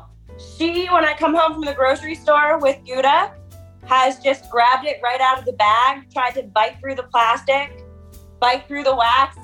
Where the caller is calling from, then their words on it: Annapolis, Maryland, United States; I am a preschool teacher calling from Annapolis, Maryland.